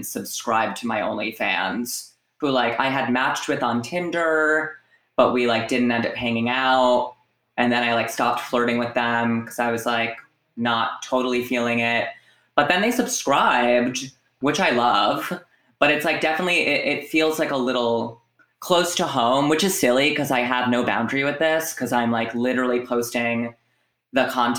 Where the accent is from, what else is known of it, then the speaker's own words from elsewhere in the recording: Providence, Rhode Island, United States; now in New York, United States; So I'm 25 years old. I am from Providence, Rhode Island.